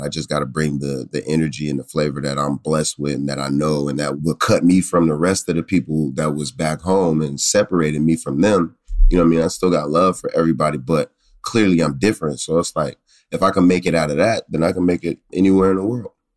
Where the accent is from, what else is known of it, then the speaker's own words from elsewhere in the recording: Pittsburgh, Pennsylvania, United States; growing up in Pittsburgh